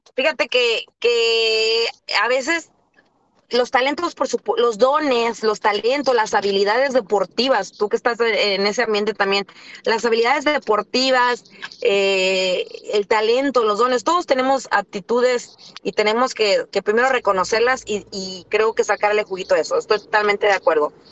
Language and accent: Spanish; Rosarito, Baja California, Mexico; Yo soy de Rosarito